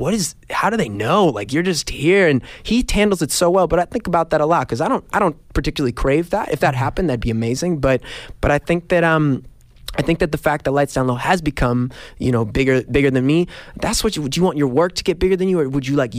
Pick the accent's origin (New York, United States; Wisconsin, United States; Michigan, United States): New York, United States; Growing up in New York